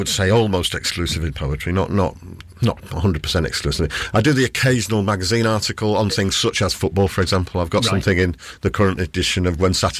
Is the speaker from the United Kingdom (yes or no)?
yes; North East England, United Kingdom; accent: Geordie; But I wasn't born there. I was born on Tyneside. I'm a Geordie, really, but the Geordie accent doesn't come out all that often these days.